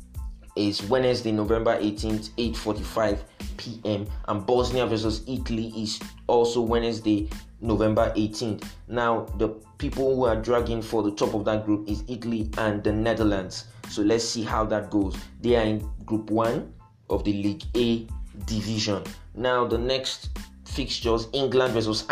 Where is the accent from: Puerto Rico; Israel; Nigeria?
Nigeria; being a Nigerian